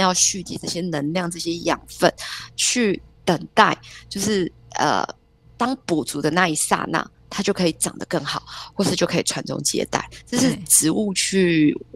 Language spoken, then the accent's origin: Chinese; Taiwan; 身为台湾人，住在台湾这个地方